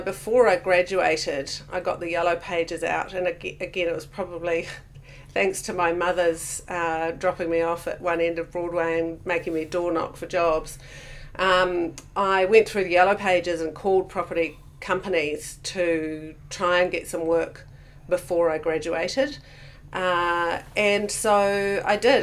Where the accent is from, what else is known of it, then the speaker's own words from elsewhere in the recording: Auckland, New Zealand; also born or lived in Hamilton, Waikato / Tamahere, Waikato; now in Queenstown, New Zealand; when I was about seven, we moved to Auckland. So predominantly, Auckland was where I grew up.